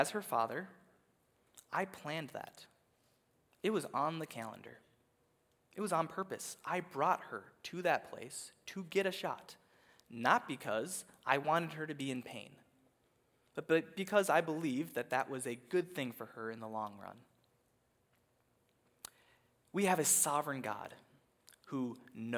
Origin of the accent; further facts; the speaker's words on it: Minnesota, United States; as a Minnesotan